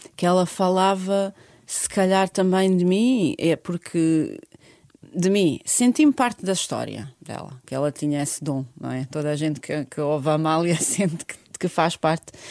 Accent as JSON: {"language": "Portuguese", "town": "Sarajevo", "region": "Federation of Bosnia and Herzegovina", "country": "Bosnia & Herzegovina", "tie": "born or raised there", "also_born_or_lived": "Germany", "second_language": "Portuguese", "moved": "as an adult", "said": "Bósnia-Herzegovina, cidade capital Sarajevo, é onde eu nasci"}